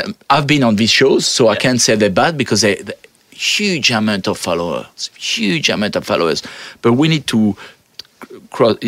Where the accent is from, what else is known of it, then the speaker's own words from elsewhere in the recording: France; English is a second language; moved away as an adult; now in Australia; I come from France.